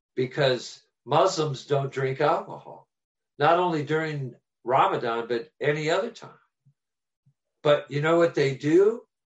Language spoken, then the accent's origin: English; Oberlin, Ohio, United States; we're from Oberlin, Ohio